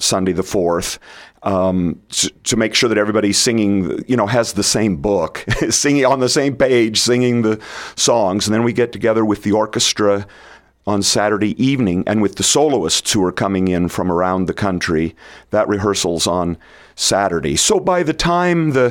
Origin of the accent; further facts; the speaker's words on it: Red Cloud, Nebraska, United States; now in Hastings, United States; I grew up in Red Cloud